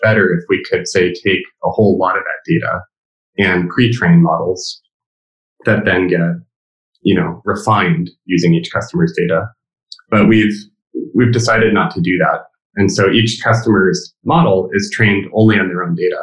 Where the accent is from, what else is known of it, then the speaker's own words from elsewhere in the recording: California, United States; me as a Californian